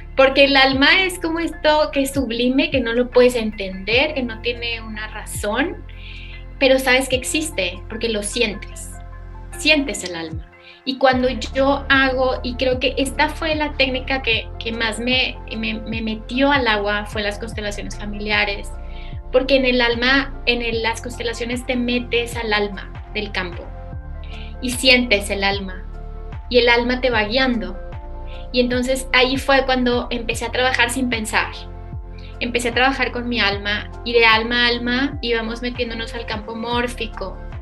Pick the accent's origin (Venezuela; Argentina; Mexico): Mexico; Saltillo, Coahuila; yo nací en Saltillo